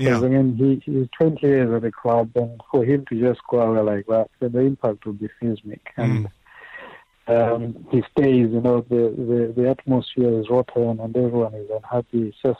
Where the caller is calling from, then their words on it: Dunfermline, Scotland, United Kingdom; I'm calling you from Dunfermline in Scotland.